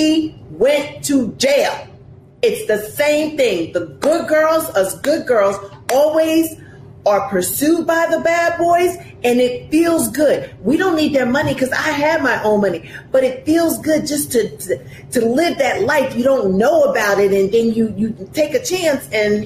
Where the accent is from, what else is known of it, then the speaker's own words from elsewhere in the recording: New York City, New York, United States; also born or lived in New Jersey; born and raised in Brooklyn